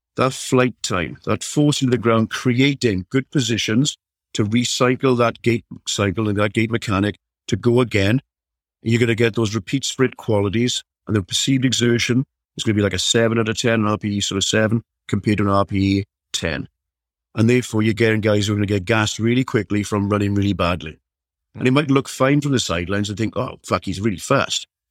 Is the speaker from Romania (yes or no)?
no; South Wales, United Kingdom; I'm from South Wales, so you, you, you kind of brought up playing rugby or nothing